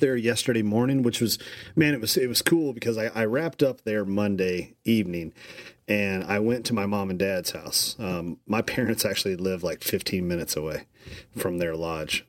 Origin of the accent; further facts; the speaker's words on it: Kentucky, United States; I'm from Kentucky